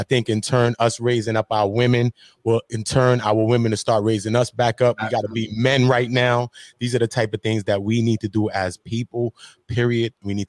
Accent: Brooklyn, New York, United States; because I'm from New York City and I'm from Brooklyn right now. I'm in the city.

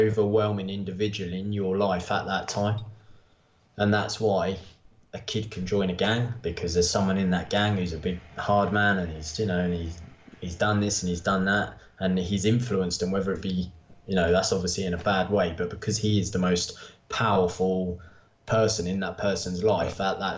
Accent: Bedford, East of England, United Kingdom; growing up in Bedford

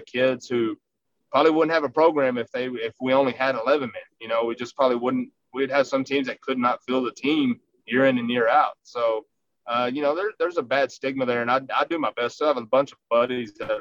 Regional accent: Rankin, Texas, United States; I grew up in Rankin

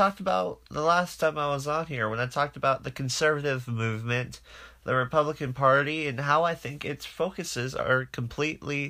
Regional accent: Arizona, United States; my home state

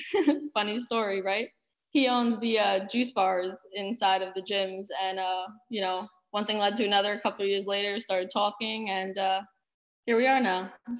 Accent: Plainview, New York, United States; So I'm actually from Plainview, New York. It's a small town on Long Island, and I began my own soccer journey there at age 4 within Plainview Soccer Club.

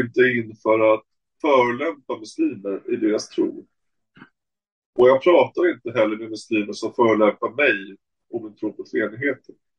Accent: Stockholm, Stockholm County, Sweden; jag säger Hoppholm som stockholmare

